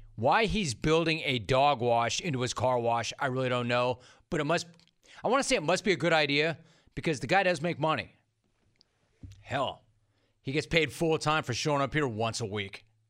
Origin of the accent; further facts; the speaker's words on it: Southern California, United States; I grew up in Southern California. I've spent my entire life here